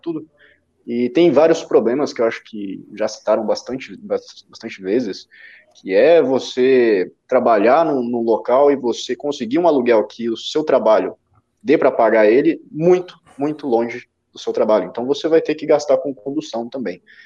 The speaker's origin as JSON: {"language": "Portuguese", "region": "Minas Gerais", "country": "Brazil", "moved": "yes", "lives_now": "São Paulo, Brazil", "said": "eu sou mineiro, né? eu não sou paulista, e quando eu vim para cá"}